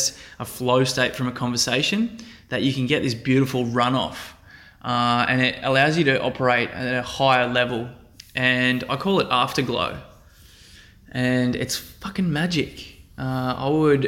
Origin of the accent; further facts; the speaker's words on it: Central Coast, New South Wales, Australia; my hometown on the Central Coast